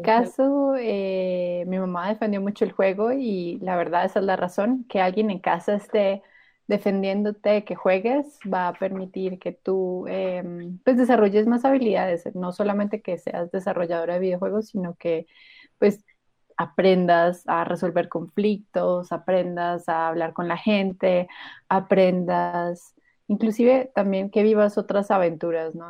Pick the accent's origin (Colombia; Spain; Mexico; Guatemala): Colombia; lo que hago es advocacy en mi país con el interés de fomentar la industria de desarrollo de videojuegos en Colombia